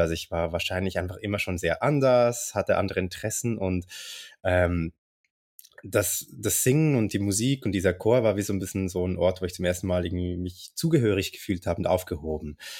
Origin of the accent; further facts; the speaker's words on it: Zurich, Switzerland; ich komme aus Zürich